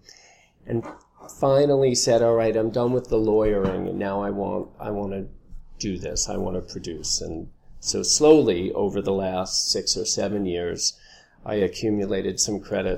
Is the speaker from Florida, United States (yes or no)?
no; Long Island, New York, United States; we grew up on Long Island, not far from Broadway